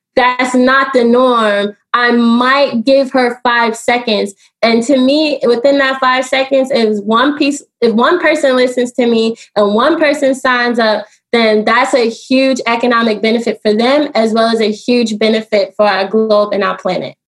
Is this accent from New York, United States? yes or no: yes; New York City, New York, United States; also born or lived in Washington, D.C.; now in Baltimore, United States; I am from Brooklyn and I do live in Baltimore